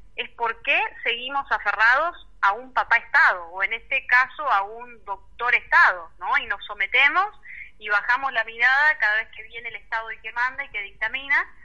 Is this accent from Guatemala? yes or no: no; Argentina; que tenemos como, como argentinos